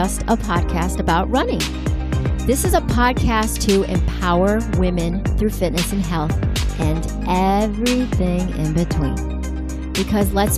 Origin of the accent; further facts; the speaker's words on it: New York City, New York, United States; so am